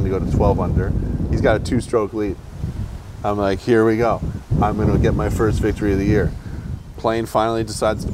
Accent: Boston, Massachusetts, United States; I grew up in around Boston

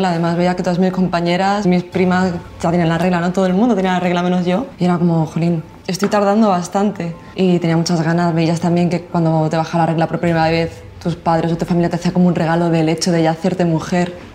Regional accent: Marbella, Andalusia, Spain; soy de Marbella, Málaga y me dedico a la industria musical.

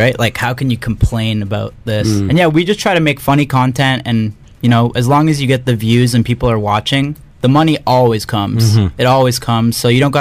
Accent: Canada; I'm Canadian too

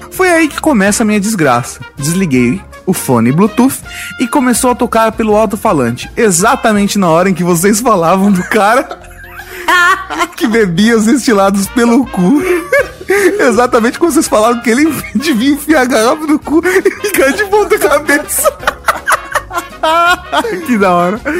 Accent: São Paulo, Brazil; Sou de Sampa e trabalho como acupunturista.

